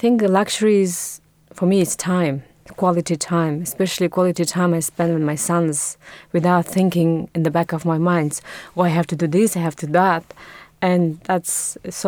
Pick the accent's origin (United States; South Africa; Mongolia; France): Mongolia; moved away as an adult; also born or lived in Budapest, Hungary; now in London, United Kingdom; I'm from Mongolia, where I spent my first 18 years, and then I moved to Budapest to study design and textile.